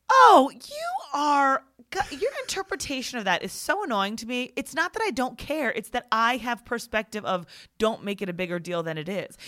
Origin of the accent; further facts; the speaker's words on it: Virginia, United States; also born or lived in Maryland; in second grade, we moved from Maryland to Virginia